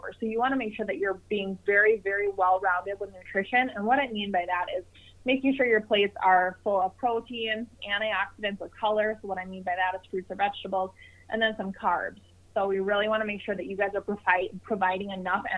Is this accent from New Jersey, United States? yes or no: no; Minnesota, United States; here in Minnesota, my hometown